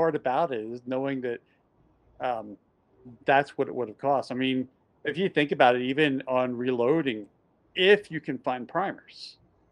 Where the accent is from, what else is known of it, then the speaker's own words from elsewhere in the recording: Bensalem, Pennsylvania, United States; I grew up in Bensalem, just outside of Northeast Philly